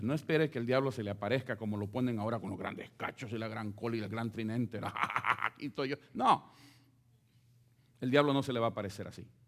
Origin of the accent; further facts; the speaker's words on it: El Salvador; moved away; como los centroamericanos que pasamos por México.